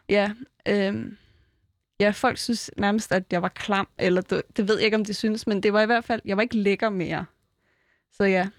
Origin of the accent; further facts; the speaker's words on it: Fjerritslev, North Denmark Region, Denmark; moved away; jeg var født i Fjerdslev